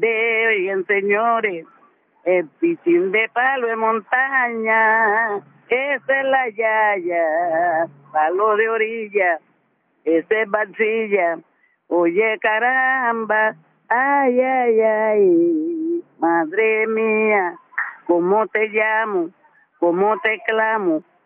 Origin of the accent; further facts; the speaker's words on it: Turbo, Antioquia, Colombia; en mi pueblo